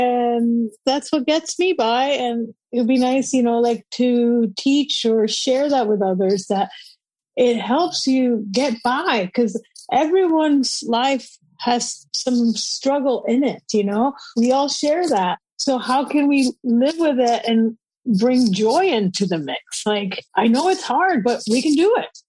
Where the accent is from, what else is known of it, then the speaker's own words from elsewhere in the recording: Puerto Rico; moved away as an adult; also born or lived in Austin, Texas; now in Vancouver, Canada; I grew up in Puerto Rico. Yeah. And moved to Austin, Texas when I was 20 in 1997.